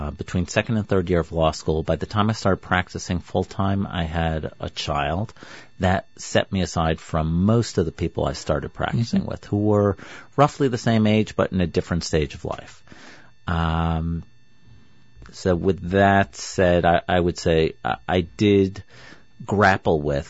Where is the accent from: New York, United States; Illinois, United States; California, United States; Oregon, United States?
New York, United States; I grew up in New York